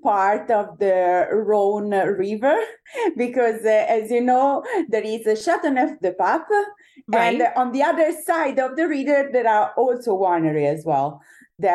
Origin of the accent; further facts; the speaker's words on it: Lucca, Tuscany, Italy; Born and raised in Tuscany, not in the best wine region ever of Tuscany.